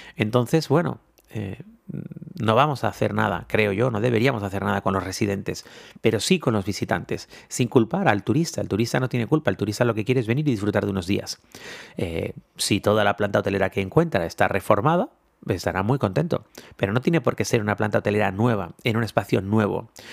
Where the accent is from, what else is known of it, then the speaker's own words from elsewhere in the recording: Canary Islands, Spain; somos siete islas, ocho si contamos la graciosa